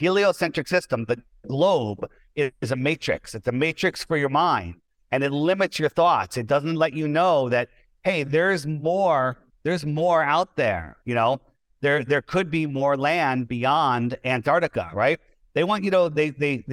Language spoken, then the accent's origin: English; East Coast of the United States, United States; I was born on the East Coast of the United States